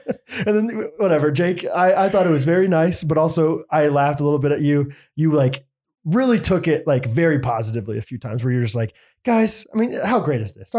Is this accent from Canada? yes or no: yes; Canada; I'm Canadian, but I'm watching the game.